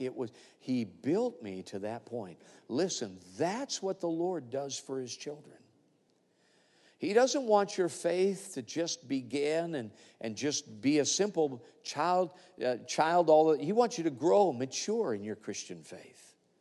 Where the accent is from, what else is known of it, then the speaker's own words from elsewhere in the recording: Alaska, United States; I come from Alaska, which we are a state with a lot of mining up there